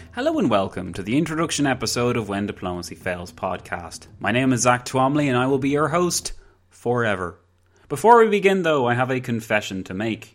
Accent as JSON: {"language": "English", "area": "County Wicklow", "region": "Leinster", "country": "Ireland", "said": "I'm from Ireland. County Wicklow, to be precise."}